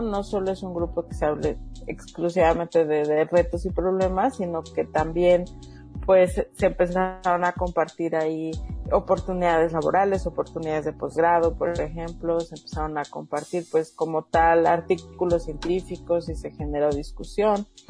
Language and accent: Spanish; Mexico